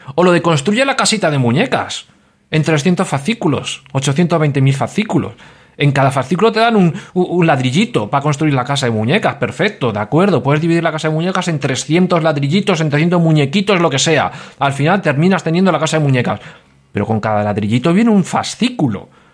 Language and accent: Spanish; Madrid, Community of Madrid, Spain; now in Valencia, Spain; yo vivo en Valencia, pero yo soy madrileño